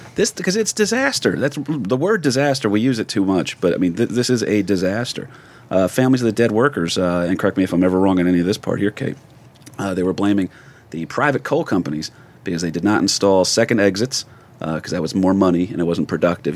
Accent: New Jersey, United States; we grew up in North Jersey.

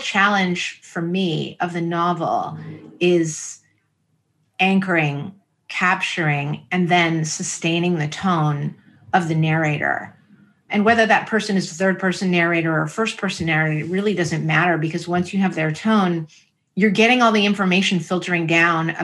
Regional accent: San Francisco, California, United States; the people I grew up with in San Francisco

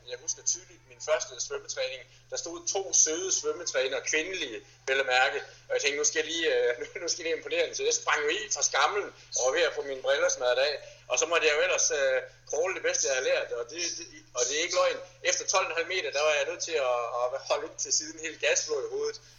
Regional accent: Viborg, Central Denmark Region, Denmark; Hjemme i Viborg har vi en 18 km enkeltstartsrute

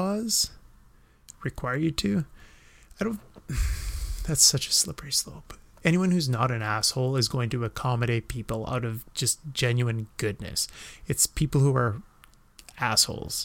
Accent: Western Canada, Canada; I'm from the West

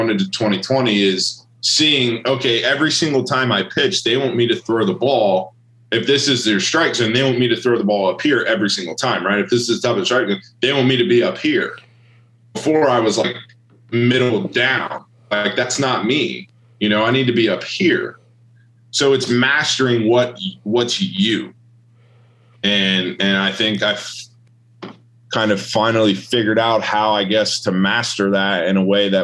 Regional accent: Ohio, United States; moved away; I'm coming from Ohio where, like, the average high schooler throws like 72

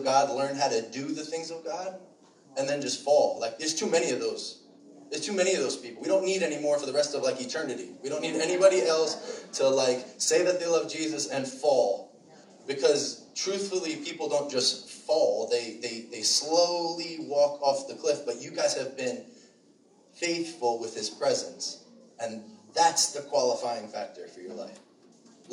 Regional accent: Shirley, New York, United States; I grew up in Shirley, too, over by the expressway, so I went to Longwood.

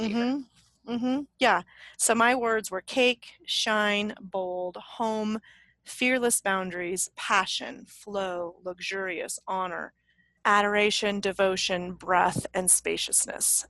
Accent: Leadville, Colorado, United States; now in Santa Fe, United States; I'm from Leadville

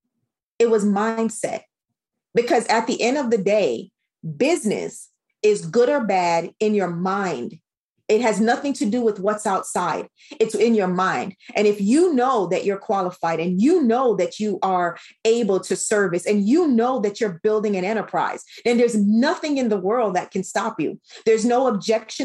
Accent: Jamaica; as a Caribbean woman

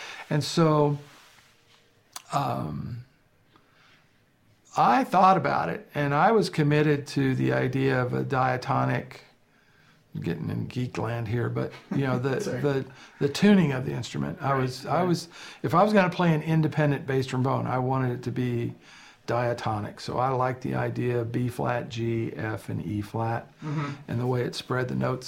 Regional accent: Brandenburg, Kentucky, United States; moved away; my hometown. It's like Brandenburg, Kentucky.

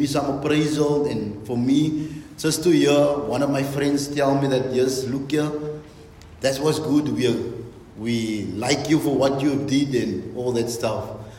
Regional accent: Bonnyville, Alberta, Canada; I'm from Bonnyville. I attend the Beautiful Exchange Grace Church. I was born and bred in Bonnyville.

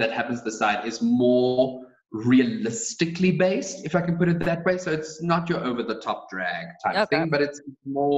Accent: South Africa; in South Africa, people say Charlize Theron, because that's how we pronounce Theron.

